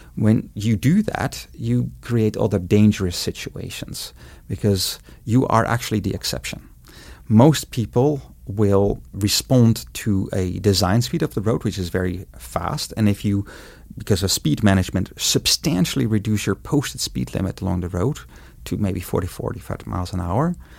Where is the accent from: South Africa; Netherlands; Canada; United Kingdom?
Netherlands; moved away as an adult; now in Montana, United States; I was born and grew up in the Netherlands